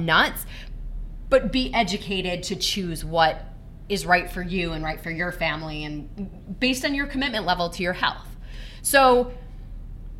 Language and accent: English; Michigan, United States; I grew up in Michigan